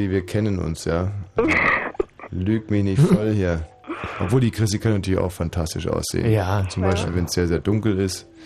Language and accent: German; Poland; Also nicht mhm. nur als Pole, sondern überhaupt als Mann.